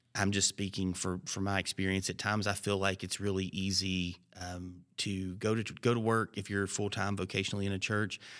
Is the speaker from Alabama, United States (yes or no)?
yes; Alabama, United States; moved away; also born or lived in Georgia; I grew up in Alabama